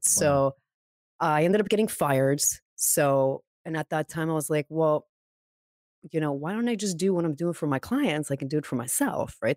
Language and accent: English; Montreal, Quebec, Canada; also born or lived in California; born and raised in Montreal